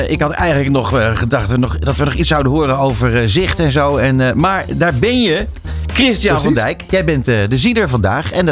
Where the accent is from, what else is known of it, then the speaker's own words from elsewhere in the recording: Friesland, Netherlands; born there; Ik ben ooit geboren in Friesland. En toen ben ik verhuisd naar het, het Westen.